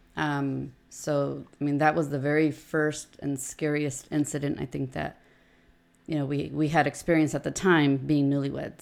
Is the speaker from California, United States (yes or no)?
yes; Oceanside, California, United States; We've born and raised in Oceanside. Both my parents are from Mexico, and all of us are from here in Oceanside.